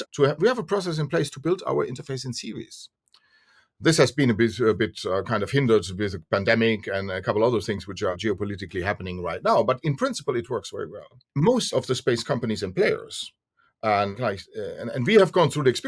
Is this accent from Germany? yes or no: yes; Germany; Since we are from Europe, Germany